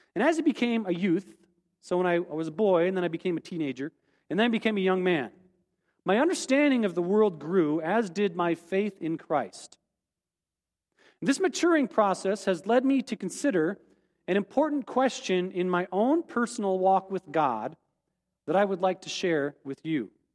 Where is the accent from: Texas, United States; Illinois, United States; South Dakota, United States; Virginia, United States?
South Dakota, United States; rural; as a kid growing up in, in rural South Dakota